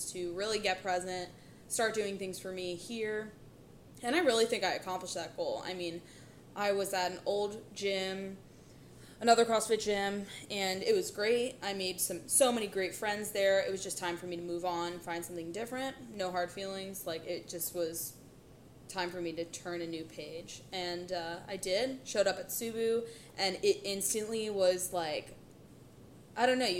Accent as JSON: {"language": "English", "town": "Philadelphia", "region": "Pennsylvania", "country": "United States", "moved": "as an adult", "lives_now": "Orlando, United States", "said": "I'm from the 610 Philadelphia area. I moved down to Orlando during COVID"}